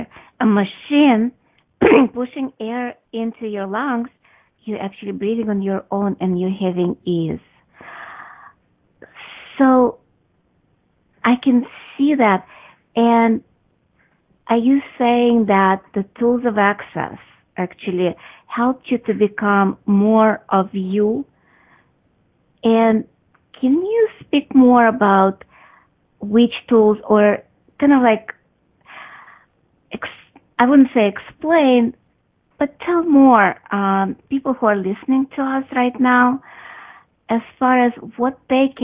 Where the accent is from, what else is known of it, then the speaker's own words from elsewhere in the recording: Russia; moved away; I grew up in Soviet Russia, communist Russia, where if you ask questions, you actually get punished